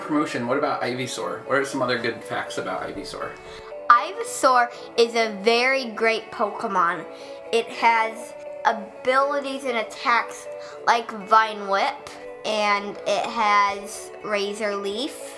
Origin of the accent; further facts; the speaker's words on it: Texas, United States; I am from Texas.